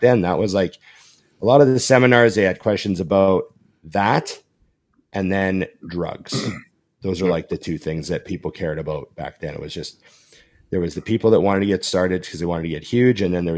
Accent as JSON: {"language": "English", "town": "Boston", "region": "Massachusetts", "country": "United States", "said": "You can't come to Gold's Venice and do this, not where I'm from. You know, I'm from Boston. You do this, you get knocked out in the gym."}